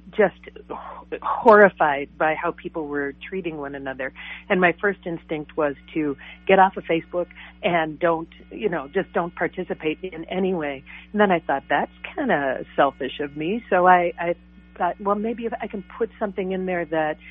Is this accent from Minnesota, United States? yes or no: yes; Cambridge, Minnesota, United States; we were both from Cambridge